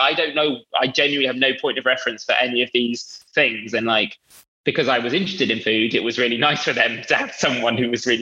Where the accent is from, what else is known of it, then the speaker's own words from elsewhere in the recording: London, United Kingdom; I'm from Northwest London. So there's quite a big Indian community where I live. And so a lot of my friends growing up were Indian